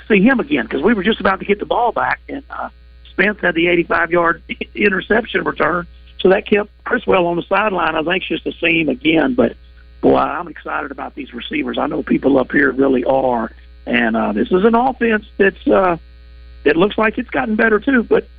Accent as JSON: {"language": "English", "town": "Morrilton", "region": "Arkansas", "country": "United States", "tie": "born or raised there", "said": "I grew up outside of Morrilton"}